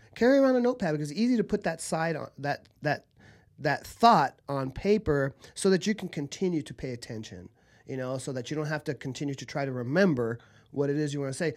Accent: Southern California, United States; also born or lived in Argentina; I grew up in Southern California.

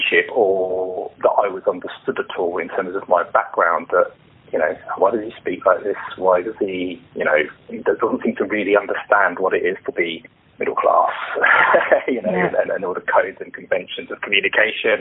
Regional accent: London, United Kingdom; I was born and bred here, in London, in the UK, and I am British, and fully British

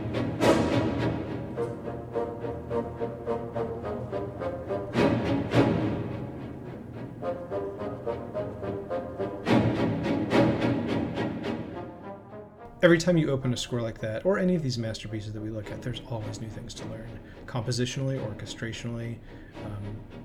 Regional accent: Philadelphia, Pennsylvania, United States; where I grew up in Philadelphia

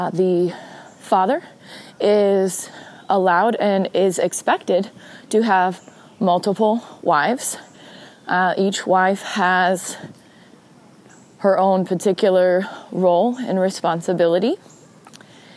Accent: Spanaway, Washington, United States; the town near where I grew up in Spanaway, Washington

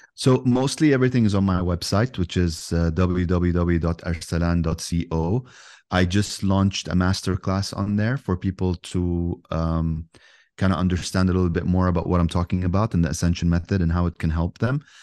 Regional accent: Yemen; I'm from Yemen, so I have a kind of like a I speak both languages

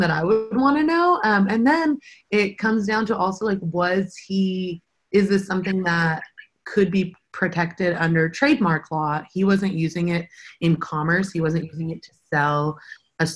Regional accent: Euless, Texas, United States; I grew up in Euless, which is in the Mid-Cities area

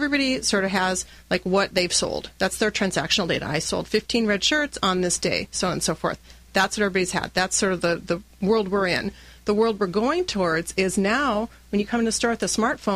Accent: North Dakota, United States; I grew up in North Dakota

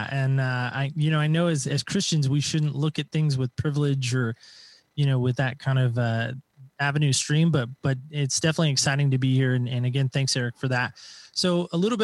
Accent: Medford, Oregon, United States; I am from the great state of Oregon, Southern Oregon specifically

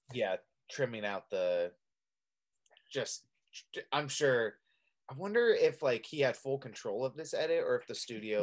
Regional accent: Redding, California, United States; my hometown of Reading

